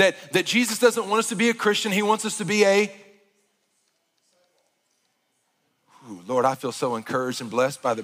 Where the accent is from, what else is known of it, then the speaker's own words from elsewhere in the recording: Arkansas, United States; moved away; I grew up in Arkansas